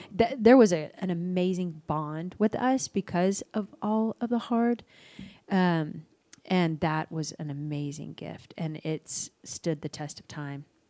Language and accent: English; Dallas, Texas, United States; also born or lived in Albuquerque, New Mexico; I was born in Albuquerque. I moved to Dallas when I was six.